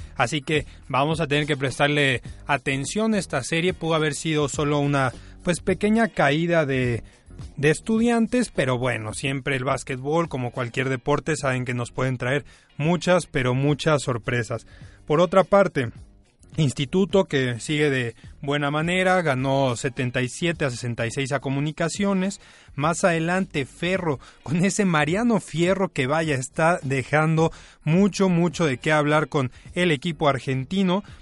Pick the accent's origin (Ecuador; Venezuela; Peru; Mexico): Mexico